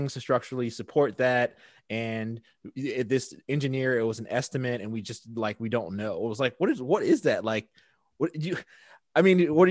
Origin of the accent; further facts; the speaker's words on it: Richmond, Virginia, United States; we grew up together in Richmond